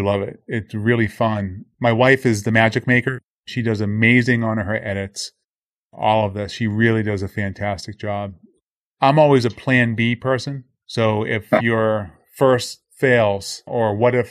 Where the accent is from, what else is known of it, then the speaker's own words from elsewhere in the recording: Boston, Massachusetts, United States; now in Boca Raton, United States; Born and raised in Boston